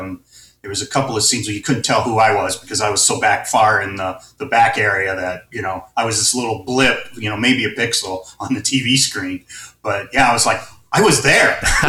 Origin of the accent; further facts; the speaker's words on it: Hobart, Indiana, United States; also born or lived in Tennessee; now in San Mateo, United States; I grew up in the Midwest. Okay. I was actually born in Tennessee. Okay. But, 2 years old, we moved to Hobart, Indiana, which is just at the edge of the Metroplex for Chicago.